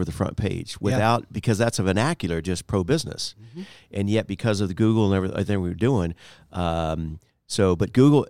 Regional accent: Florida, United States; also born or lived in Miami; I was born in Miami, but after okay. 13 months old, I decided to move. I was so over South Beach after a year old, but grew up in Central Florida, quite about 30 minutes from Orlando.

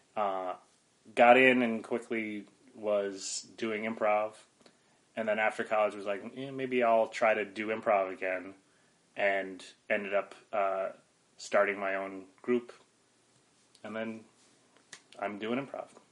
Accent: Mountain Top, Pennsylvania, United States; moved away as an adult; also born or lived in Philadelphia area, Pennsylvania; I grew up near Wilkes-Barre in northeastern PA

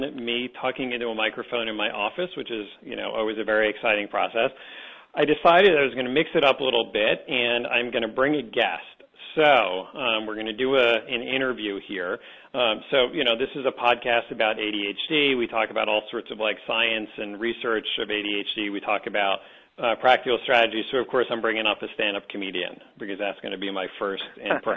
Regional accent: New Jersey, United States; someone who grew up in New Jersey outside of New York City

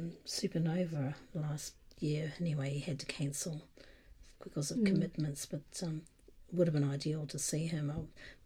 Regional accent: New Zealand; I am being Kiwi, I'm biased

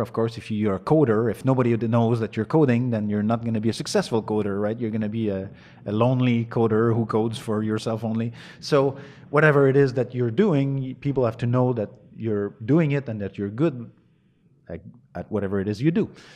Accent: north of Montreal, Quebec, Canada; English is a second language; I was born in Montreal, raised, uh, in the woods, an hour and a half north of Montreal.

